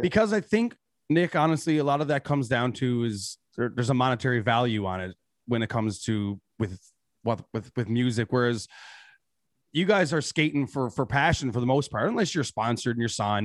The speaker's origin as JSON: {"language": "English", "region": "Newfoundland and Labrador", "country": "Canada", "said": "as a Newfoundlander"}